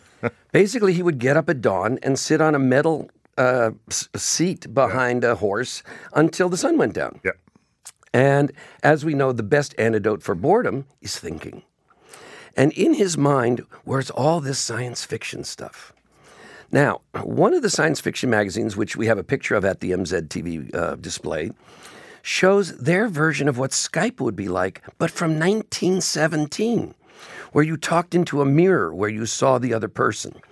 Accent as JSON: {"language": "English", "town": "Beverly Hills", "region": "California", "country": "United States", "tie": "born or raised there", "moved": "yes", "lives_now": "Toronto, Canada", "said": "I grew up in Beverly Hills, and quite literally, movie stars lived on every block."}